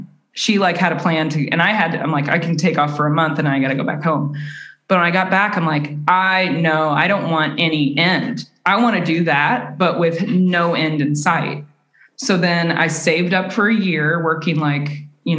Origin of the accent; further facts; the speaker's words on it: Southern Illinois, United States; moved away as an adult; also born or lived in India; now in Sweden; I'm from a very small town in Southern Illinois